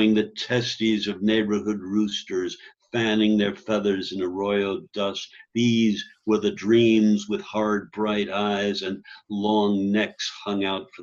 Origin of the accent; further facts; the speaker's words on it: New York, United States; moved away as an adult; also born or lived in Chicago; now in Colorado, United States; I grew up in New York, lived a long while in Greenwich Village, and then in Chicago. I came out to Colorado